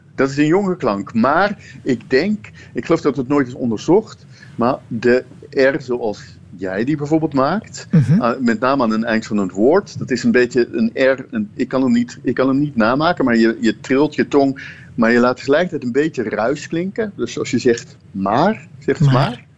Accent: Netherlands; ik ben zelf een Nederlander

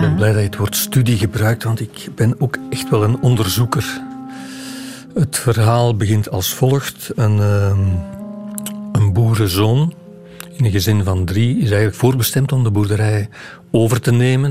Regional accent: Campine, Flanders, Belgium; ik ben geen West-Vlaming, ik kom uit de Kempen

